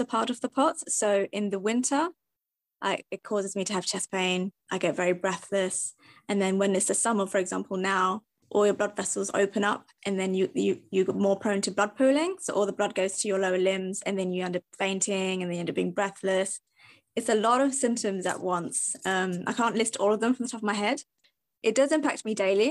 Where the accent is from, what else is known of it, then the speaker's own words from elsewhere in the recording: Kent, South East England, United Kingdom; I'm from Kent